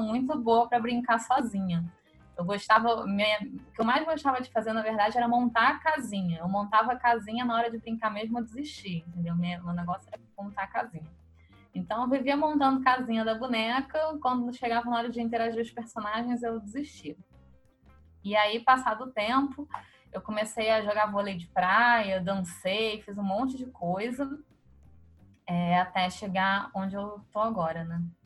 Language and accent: Portuguese; Rio de Janeiro, Brazil; eu nasci no Rio de Janeiro, carioca da Gema, de Copacabana, sempre morei em Copacabana minha vida inteira